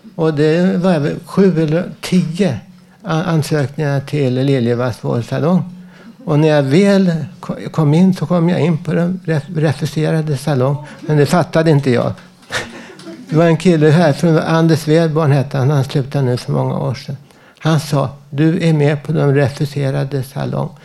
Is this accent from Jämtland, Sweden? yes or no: no; Stockholm, Stockholm County, Sweden; also born or lived in Södermalm, Stockholm; jag är från Västerort, Vällingby